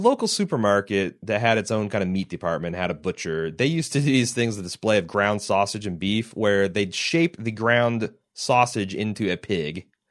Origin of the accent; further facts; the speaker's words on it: Midwest, United States; I'm a Midwesterner.